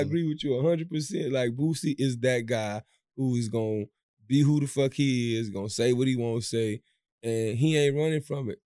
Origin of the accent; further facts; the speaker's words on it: Louisiana, United States; now in Houston, United States; We are from Louisiana